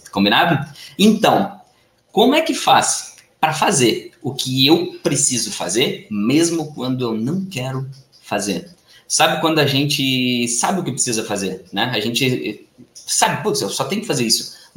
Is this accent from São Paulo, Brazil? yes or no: no; Porto Alegre, Rio Grande do Sul, Brazil; morei a minha vida toda em Porto Alegre, no Rio Grande do Sul.